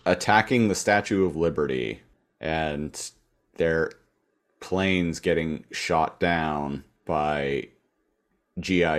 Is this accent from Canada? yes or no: yes; Canada; as a Canadian